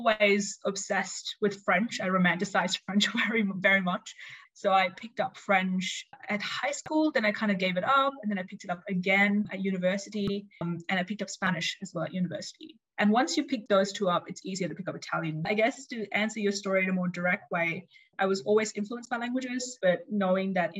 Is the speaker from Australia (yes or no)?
yes; Australia; moved away as an adult; also born or lived in India (parents); now in Switzerland; I'm Indian Australian